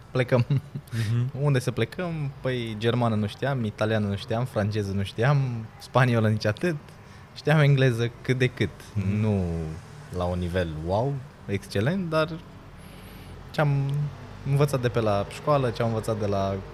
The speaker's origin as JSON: {"language": "Romanian", "town": "Timișoara", "region": "Timiș County", "country": "Romania"}